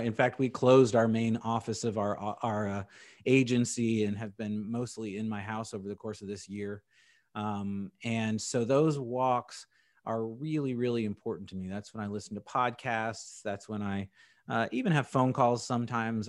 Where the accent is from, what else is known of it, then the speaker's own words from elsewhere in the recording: Indianapolis, Indiana, United States; also born or lived in San Diego, California; I'm from San Diego, California, and then my parents moved me to Indianapolis for middle school and high school